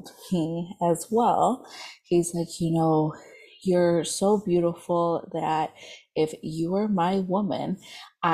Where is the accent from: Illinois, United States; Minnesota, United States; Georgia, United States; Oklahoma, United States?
Illinois, United States; Chicago; I'm from the Chicagoland area